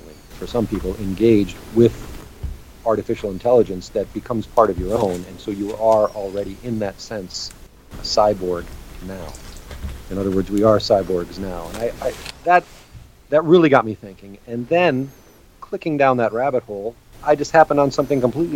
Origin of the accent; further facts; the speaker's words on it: United States; I'm American